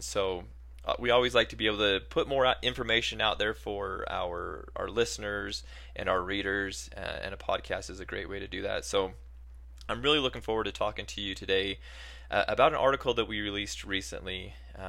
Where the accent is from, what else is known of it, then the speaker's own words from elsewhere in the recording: Colorado, United States; just because it is my home state. And so any newscast, podcast we do on Colorado, I get pretty excited.